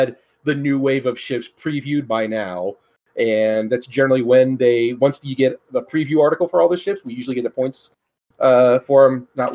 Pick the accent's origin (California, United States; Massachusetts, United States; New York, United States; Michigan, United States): California, United States; Northern; I grew up in Northern California, the woods, the hillbilly country